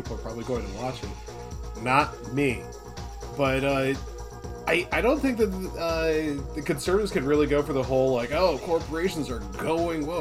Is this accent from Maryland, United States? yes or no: yes; Poolesville, Maryland, United States; moved away; also born or lived in Rhode Island; I was born in Rhode Island. I grew up in Poolsville, Maryland.